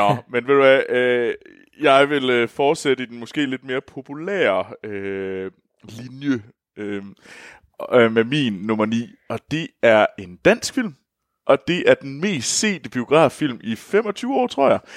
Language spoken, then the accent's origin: Danish; Denmark; moved away as an adult; Nu har jeg jo meldt mig ud af det danske, af Danmark